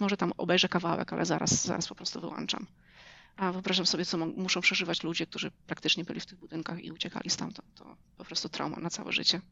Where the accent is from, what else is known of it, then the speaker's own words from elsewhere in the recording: Rejowiec Fabryczny, Lublin Voivodeship, Poland; moved away as an adult; also born or lived in New York, United States; now in Knoxville, United States; pochodzę ze wschodniej Polski, z małej miejscowości rejowiec fabryczny pod Hełmem